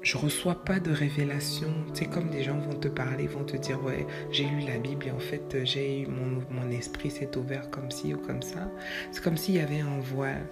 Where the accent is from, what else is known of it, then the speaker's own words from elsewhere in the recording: Quebec, Canada; comme on dit chez nous au Québec